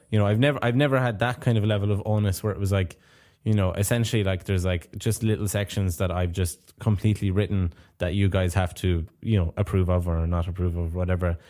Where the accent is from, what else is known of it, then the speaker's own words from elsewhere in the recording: Clare, Munster, Ireland; now in Japan; I'm from Ireland